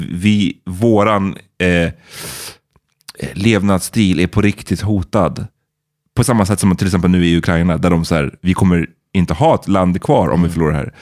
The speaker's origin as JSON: {"language": "Swedish", "country": "Sweden", "said": "man som svensk"}